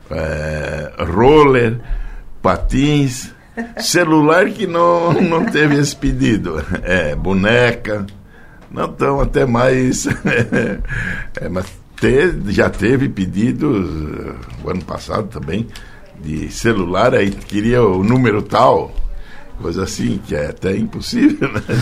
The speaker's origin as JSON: {"language": "Portuguese", "town": "Orleans", "region": "Santa Catarina", "country": "Brazil", "tie": "born there", "lives_now": "Forquilinha, Brazil", "said": "Nasci em Orleans, mas já estou há 42 anos em Forquilinha."}